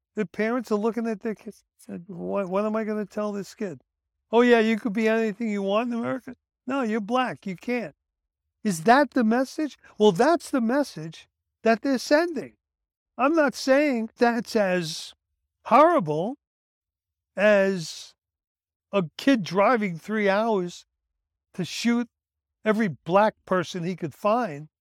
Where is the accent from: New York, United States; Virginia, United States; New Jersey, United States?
New York, United States; New York City; The kids I grew up with in Brooklyn